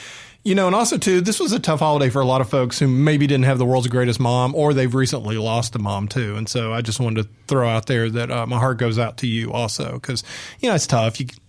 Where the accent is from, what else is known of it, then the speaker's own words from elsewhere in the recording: Atlanta, Georgia, United States; I'm a Yankee. I'm from Atlanta.